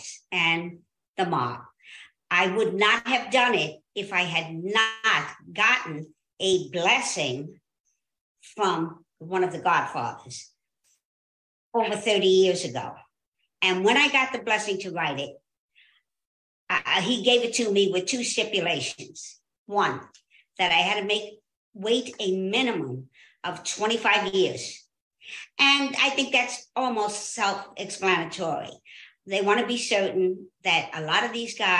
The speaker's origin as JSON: {"language": "English", "town": "Jersey City", "region": "New Jersey", "country": "United States", "tie": "born or raised there", "said": "I was born and raised in Jersey City, New Jersey"}